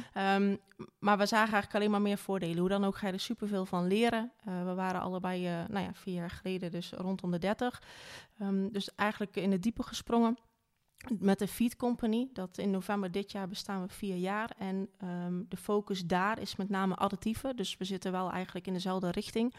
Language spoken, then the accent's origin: Dutch; Wageningen, Gelderland, Netherlands; Ik ben geboren in Wageningen